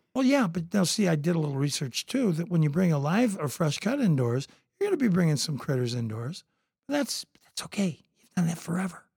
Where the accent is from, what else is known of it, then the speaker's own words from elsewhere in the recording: Toledo, Ohio, United States; also born or lived in Southern California; I came from Southern California. I was born, I came back, uh, into Toledo, Ohio.